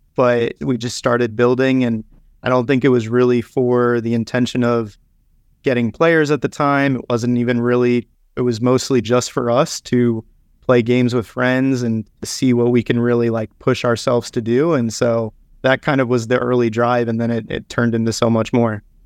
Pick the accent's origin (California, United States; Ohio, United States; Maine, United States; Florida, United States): Florida, United States; South; moved away; I grew up in South Florida